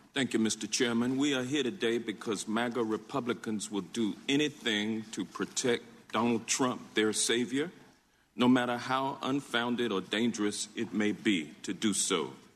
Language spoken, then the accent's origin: English; Louisiana, United States; my home state of Louisiana